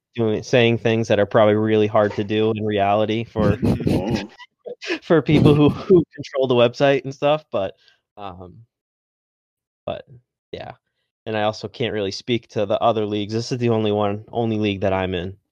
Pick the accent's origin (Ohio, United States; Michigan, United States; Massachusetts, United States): Massachusetts, United States; I'm from Massachusetts, so I'm a uh, Red Sox fan